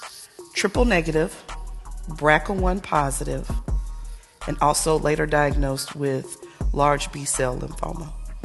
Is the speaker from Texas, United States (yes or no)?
no; Brunswick, Georgia, United States; now in Columbia, United States; I live in Columbia, South Carolina, but I am from Brunswick, Georgia.